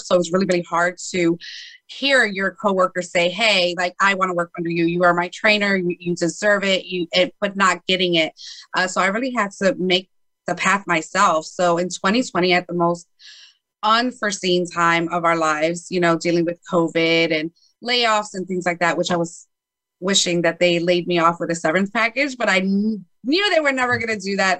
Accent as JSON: {"language": "English", "town": "Chicago", "region": "Illinois", "country": "United States", "tie": "born or raised there", "said": "I was born in Chicago, Illinois."}